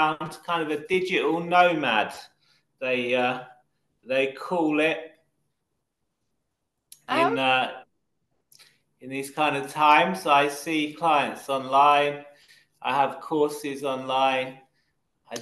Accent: United Kingdom; accent: London accent; I'm from Britain. About 20 miles from central London. So my accent is a kind of London accent.

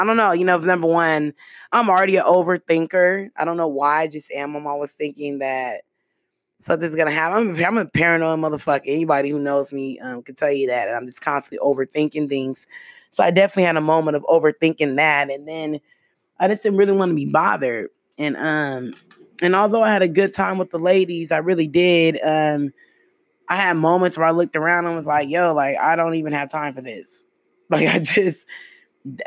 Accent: the Bay Area, California, United States; I'm from the Bay

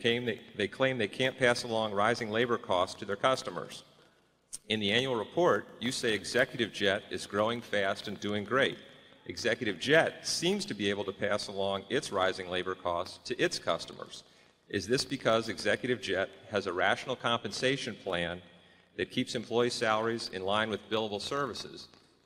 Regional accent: Chevy Chase, Maryland, United States; Good morning. … from Chevy Chase, Maryland.

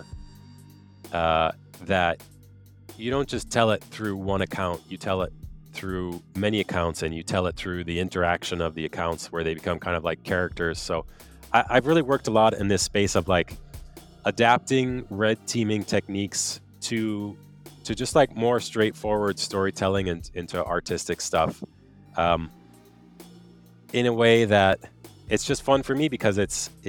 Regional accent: United States; moved away as an adult; also born or lived in Quebec, Canada; now in Quebec City, Canada; I am an American, but I live in Quebec, outside of Quebec City, Canada.

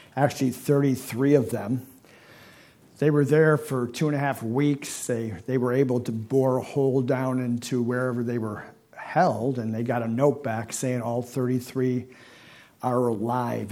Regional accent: Niagara Falls, New York, United States; I'm from New York, right? Niagara Falls. And so, yeah, of course, as a little boy, I'm growing up

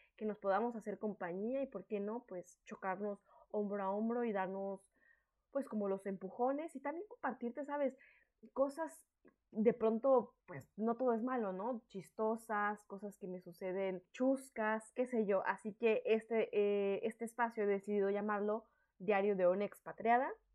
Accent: Mexico; moved away as an adult; now in France; soy una mexicana en el extranjero

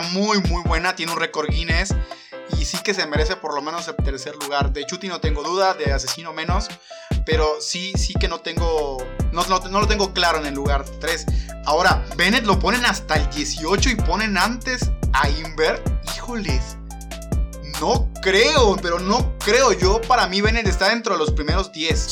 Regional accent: Mexico; soy de los pocos mexicanos

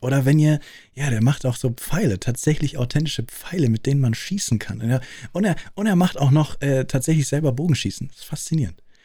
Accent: Munich, Bavaria, Germany; accent: Munich; in München, äh, Großstadt München, wächst du auf und du redest nicht wirklich bayerisch, du redest münchnerisch

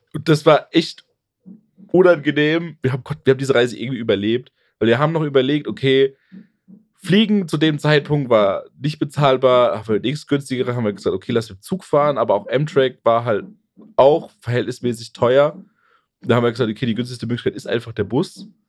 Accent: Germany; in Deutschland

